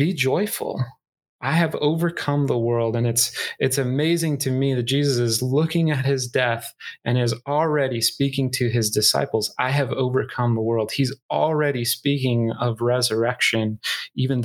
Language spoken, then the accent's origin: English; Northern Iowa, United States; moved away; I grew up in Northern Iowa